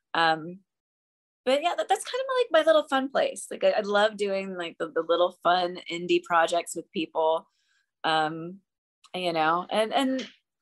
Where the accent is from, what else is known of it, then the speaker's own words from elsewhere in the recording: Memphis, Tennessee, United States; moved away; I grew up in Memphis.